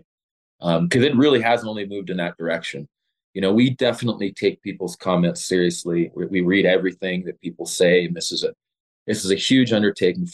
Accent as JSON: {"language": "English", "town": "Los Angeles", "region": "California", "country": "United States", "tie": "born or raised there", "also_born_or_lived": "Lawndale, California / Torrance, California", "moved": "as an adult", "lives_now": "Colorado, United States", "said": "I'm born and raised in Los Angeles"}